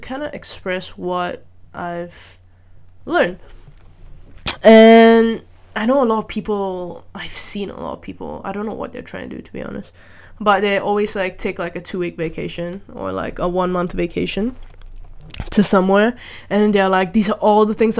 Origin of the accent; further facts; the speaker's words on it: Malaysia; moved away as an adult; now in Netherlands; I grew up in Malaysia with a very interesting education system as well